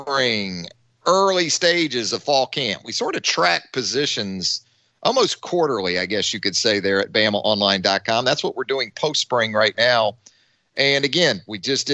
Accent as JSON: {"language": "English", "region": "Northeast Florida", "country": "United States", "tie": "born or raised there", "moved": "yes", "lives_now": "Tuscaloosa, United States", "said": "Growing up in Northeast Florida"}